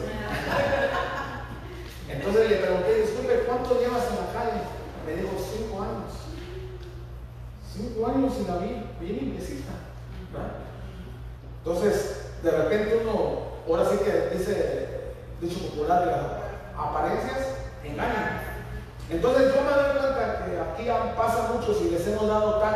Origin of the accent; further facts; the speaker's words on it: Guerrero, Mexico; Yo, yo nací en Guerrero, se llama Penatlán, ahí cerca de Estampas